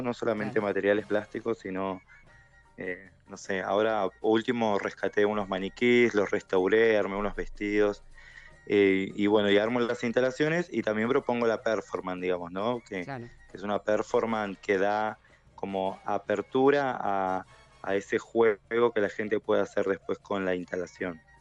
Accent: Neuquén, Argentina; moved away as an adult; also born or lived in Rosario; la única neuquina en esta categoría

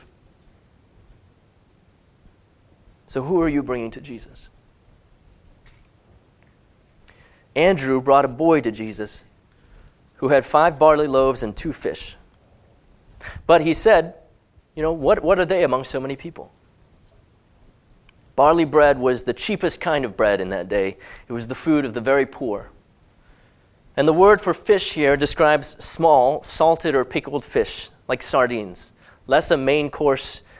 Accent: Hong Kong; as a teenager growing up in Hong Kong

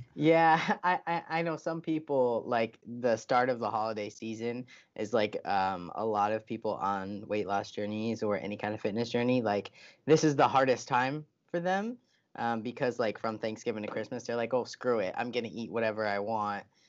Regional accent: United States; I'm an American

